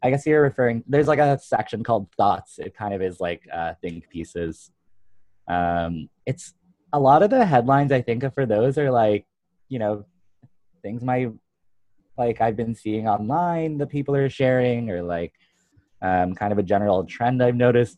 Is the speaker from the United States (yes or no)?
yes; the Poconos, Pennsylvania, United States; I grew up in the Poconos, which is kind of like a random rural tourist area